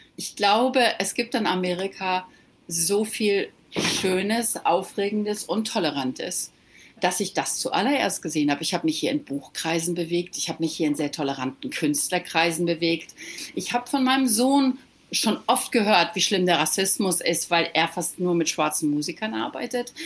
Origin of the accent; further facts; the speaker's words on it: Germany; moved away as an adult; now in Malibu, United States; als Deutscher